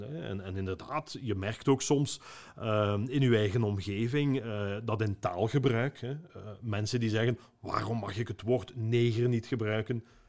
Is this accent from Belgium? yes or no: yes; Ghent, Flanders, Belgium; Ik ben een Gentenaar